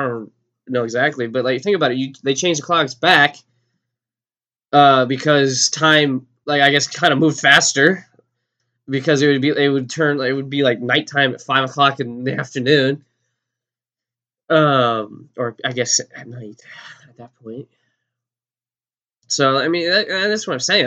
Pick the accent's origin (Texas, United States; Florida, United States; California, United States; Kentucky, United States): Texas, United States; I'm from Texas, and I don't think I have an accent.